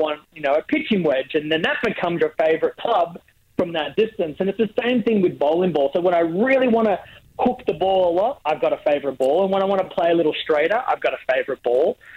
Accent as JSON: {"language": "English", "country": "Australia", "also_born_or_lived": "United States", "moved": "yes", "said": "I get to come home"}